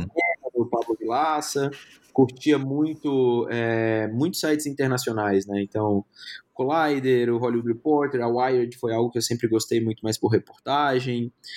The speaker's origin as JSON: {"language": "Portuguese", "town": "Brasília", "region": "Federal District", "country": "Brazil", "tie": "born or raised there", "also_born_or_lived": "Maceió / São Paulo", "moved": "as an adult", "lives_now": "Curitiba, Brazil", "said": "Eu sou natural de Maceió, minha família é toda de Maceió, mas eu fui criado em Brasília"}